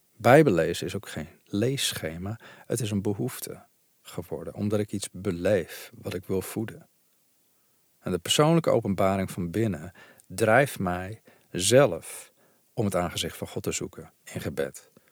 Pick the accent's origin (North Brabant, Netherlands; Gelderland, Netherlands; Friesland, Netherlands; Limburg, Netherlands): Gelderland, Netherlands; Veluwe; ik ben zelf opgegroeid op de Veluwe